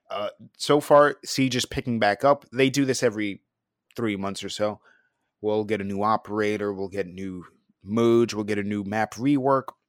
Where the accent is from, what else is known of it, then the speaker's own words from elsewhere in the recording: New York, United States; growing up in New York